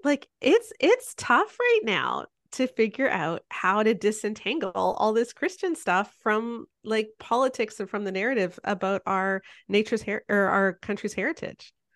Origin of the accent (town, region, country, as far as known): Canada